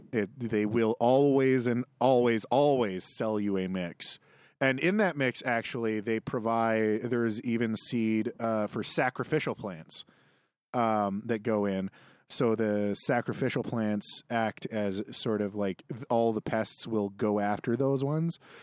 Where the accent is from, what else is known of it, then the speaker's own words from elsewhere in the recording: Saskatchewan, Canada; I grew up in Saskatchewan